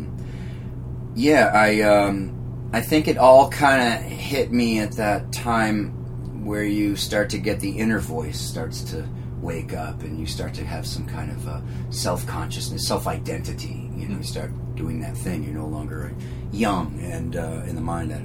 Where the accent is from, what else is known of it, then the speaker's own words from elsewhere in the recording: Leominster, Massachusetts, United States; I'm from outside of Worcester County, Massachusetts. So I'm from a town called Leominster, Massachusetts.